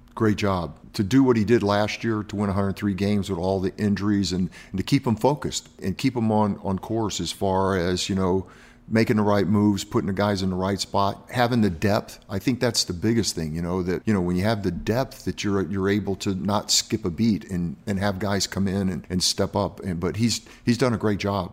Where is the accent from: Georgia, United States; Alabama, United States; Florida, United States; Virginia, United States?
Florida, United States; Miami; moved away; I grew up in Miami, and I keep moving north